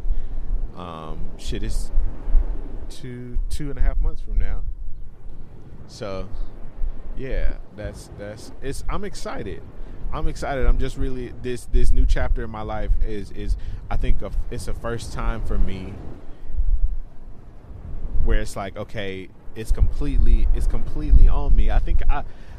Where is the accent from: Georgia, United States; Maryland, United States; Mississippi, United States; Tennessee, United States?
Tennessee, United States; Memphis; moved away; also born or lived in Chicago, Illinois; I am from Memphis, Tennessee, by way of Chicago, Illinois